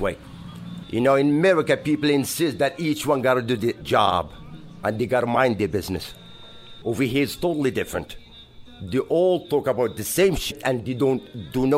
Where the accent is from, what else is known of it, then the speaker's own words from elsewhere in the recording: Marrakesh, Marrakesh-Safi, Morocco; English is a second language; moved away as an adult; also born or lived in New York, United States / Portland, Oregon, United States / Seattle, United States / Alaska, United States; A neighborhood called Sidi Ayoub. That's where I grew up until I became 20. And then I left Morocco.